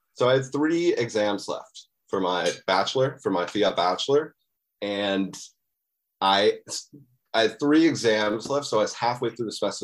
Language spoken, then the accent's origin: English; Muskoka, Ontario, Canada; moved away as an adult; also born or lived in Ottawa; now in Toronto, Canada; I'm from, uh, Ontario, Canada. I, um, I was born in Muskoka